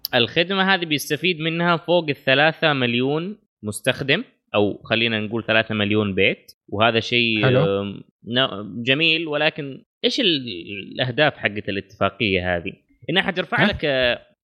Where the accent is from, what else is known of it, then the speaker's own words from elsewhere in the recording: Saudi Arabia; اغلب المناطق الحدوديه عندنا في الجنوب